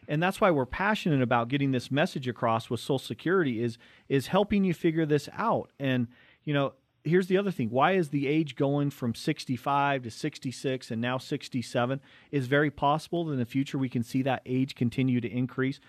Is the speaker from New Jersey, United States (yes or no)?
no; Cottonwood Heights, Utah, United States; growing up in Cottonwood Heights, Brighton High School